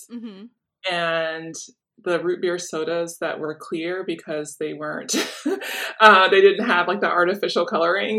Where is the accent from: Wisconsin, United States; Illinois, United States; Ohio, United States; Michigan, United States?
Illinois, United States; Chicago; I grew up in Chicago in the Hyde Park community.